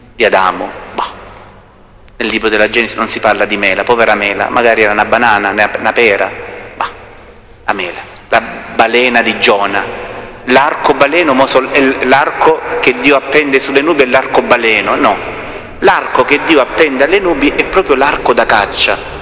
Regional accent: Salento, Apulia, Italy; accent: Salentino dialect; Nel nostro dialetto meno salentino si dice

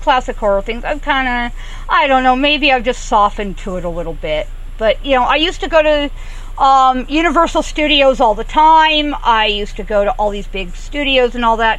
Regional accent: Southern California, United States; I grew up in Southern California around the old movie ranches and the old movie sets

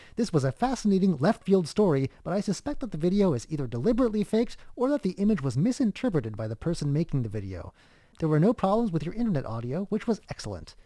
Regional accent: United States; now in Taiwan; in my home state

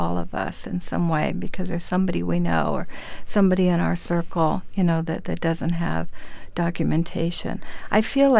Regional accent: Panama; now in New York, United States; I'm an immigrant from Panama, from Central America

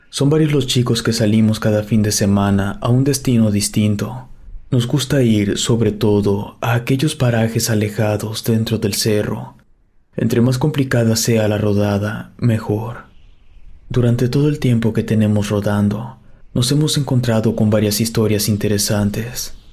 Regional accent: Tesistán, Jalisco, Mexico; somos originarios de Tezistán, Jalisco, y nuestras rodadas siempre eran cercanas a esa zona.

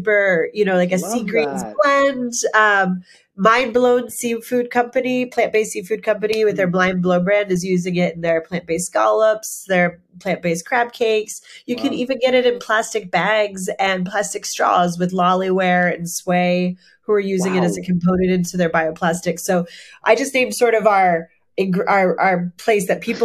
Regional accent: Pennsylvania, United States; moved away as an adult; now in Maine, United States; I'm from Pennsylvania. I'm from coal country.

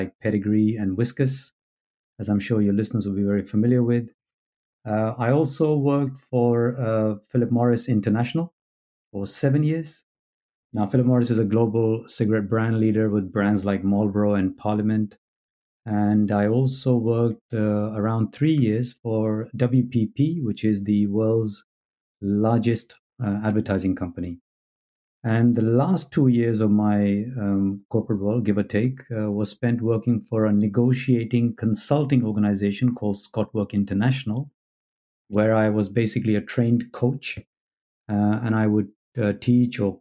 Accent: London, United Kingdom; moved away as an adult; also born or lived in New Delhi, India; now in California, United States; So I've grown up in London from the age of three. I'm British by national and now living in California.

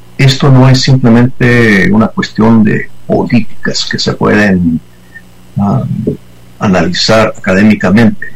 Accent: United States; como somos nosotros los gringos

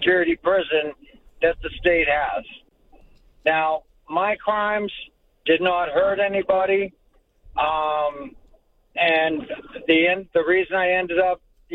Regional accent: Boston, Massachusetts, United States; I grew up in South Boston

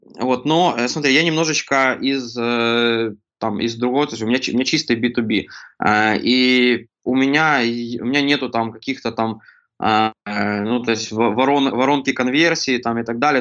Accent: Kremenchuk, Poltava Oblast, Ukraine; я родом из Кременчуга, Полтавской области

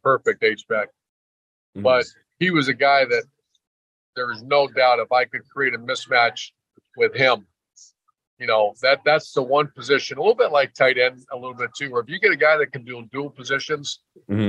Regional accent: Toledo, Ohio, United States; moved away; I'm from Toledo

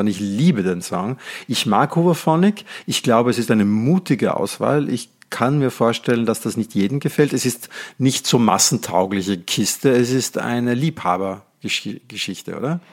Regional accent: Netherlands; now in Austria; Ich bin gebürtiger Holländer und lebe in Österreich

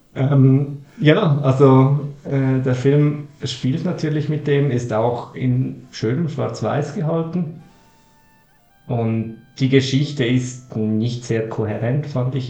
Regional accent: Switzerland; Als Schweizer

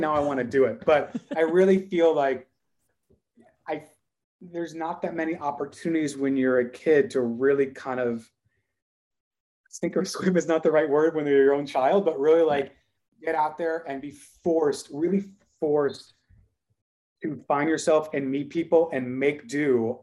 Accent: Dallas, Texas, United States; we are from Dallas

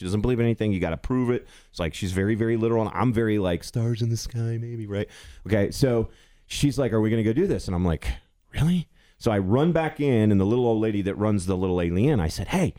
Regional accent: Arizona, United States; moved away; I grew up in Arizona.

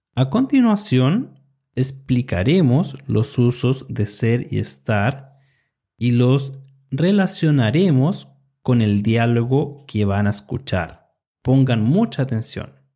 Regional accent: Chile; soy de Chile y enseño español para estudiantes extranjeros

